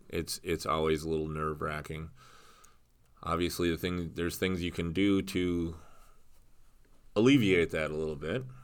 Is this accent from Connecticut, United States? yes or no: no; Wisconsin, United States; I grew up here in Wisconsin.